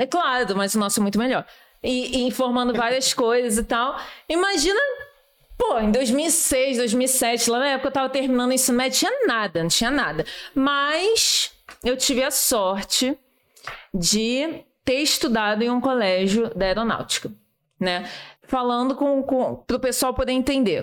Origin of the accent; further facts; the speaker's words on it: Rio de Janeiro, Brazil; eu sou da Ilha do Governador